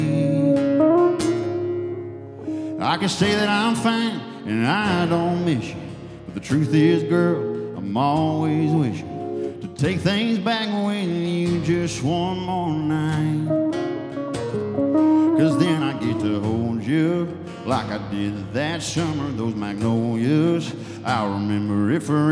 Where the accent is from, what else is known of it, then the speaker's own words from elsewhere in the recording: Ruston, Louisiana, United States; I'm from Ruston, Louisiana.